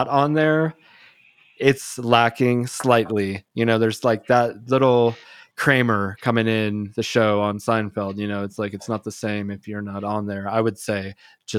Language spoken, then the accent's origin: English; United States; I'm American as they get